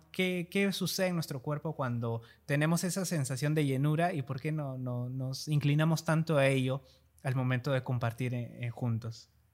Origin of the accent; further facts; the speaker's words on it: Peru; como peruanos, nosotros culturalmente